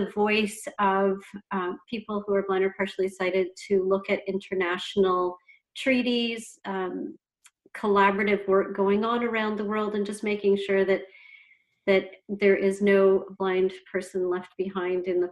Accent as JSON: {"language": "English", "town": "Ottawa", "region": "Ontario", "country": "Canada", "said": "I'm from Ottawa, Ontario, and I work with the Canadian National Institute for"}